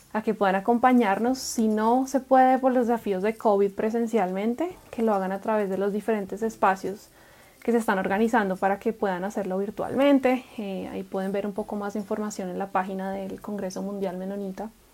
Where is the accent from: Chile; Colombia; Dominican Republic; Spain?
Colombia; Bogotá; moved away as an adult; also born or lived in Guatemala / Atlanta, Georgia, United States / Guadalajara, Mexico; nací en la metrópolis de Bogotá, Colombia, y crecí en una comunidad de hermanos menonitas